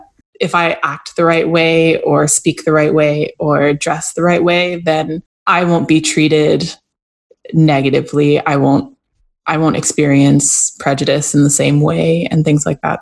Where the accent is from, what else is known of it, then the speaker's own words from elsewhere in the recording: Canada; I grew up Black in Canada, the child of Jamaican immigrants